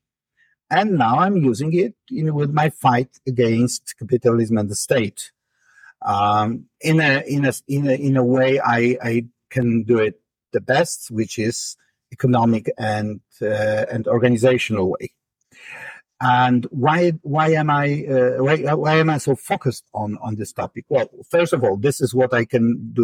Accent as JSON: {"language": "English", "country": "Poland", "tie": "born or raised there", "second_language": "English", "said": "I was born and raised in Poland at the so-called real socialism era"}